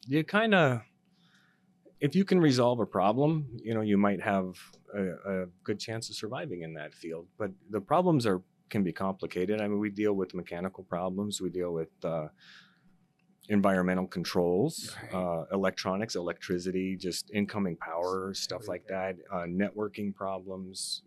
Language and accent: English; North Dakota, United States; moved away as an adult; now in Arizona, United States; I'm originally from North Dakota, um, born and raised there. I came to uh, Arizona to uh, attend college